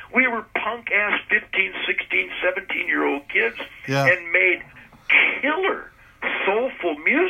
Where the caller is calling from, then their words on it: southern Michigan, United States; I'm calling from the sacred effervescent swamps of southern Michigan where the spirit doth soar.